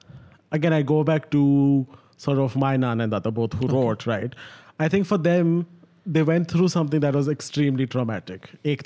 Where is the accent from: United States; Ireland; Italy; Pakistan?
Pakistan; now in Dubai, United Arab Emirates; I live in Dubai, but I'm Pakistani, but I'm not from... I don't have a Dubai citizenship